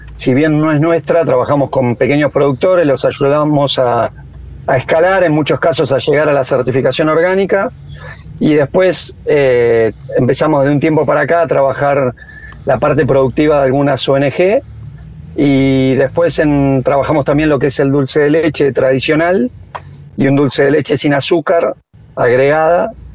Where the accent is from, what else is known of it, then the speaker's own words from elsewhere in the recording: General Las Heras, Buenos Aires Province, Argentina; acá en mi pueblo, en general Las eras